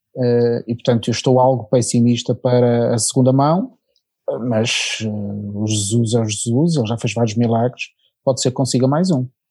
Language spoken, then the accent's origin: Portuguese; Portugal